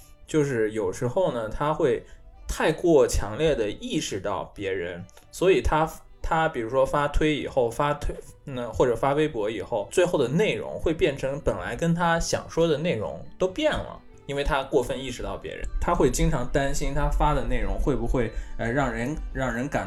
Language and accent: Chinese; China; also born or lived in Sapporo, Japan; now in Tokyo, Japan; 像我中国人在在日本工作嘛